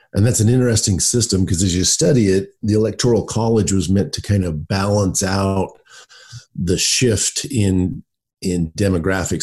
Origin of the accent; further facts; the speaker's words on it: United States; as an American citizen, as a voter